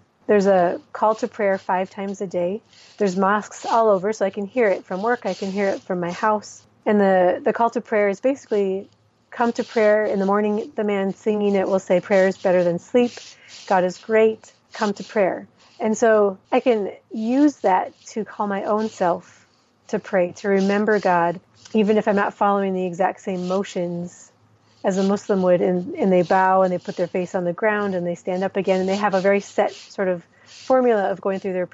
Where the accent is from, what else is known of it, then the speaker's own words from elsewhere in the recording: Minnesota, United States; moved away as an adult; also born or lived in Somalia; now in Djibouti; I am originally from Minnesota, but my family has spent the last 17 years in the Horn of Africa